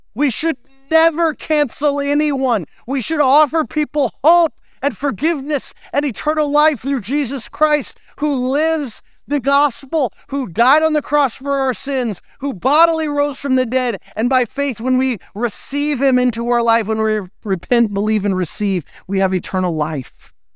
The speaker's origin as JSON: {"language": "English", "country": "United States", "said": "we're American"}